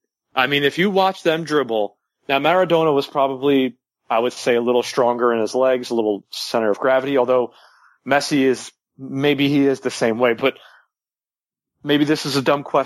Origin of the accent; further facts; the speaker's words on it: United States; I mean, I'm an American. I have no ties to Argentina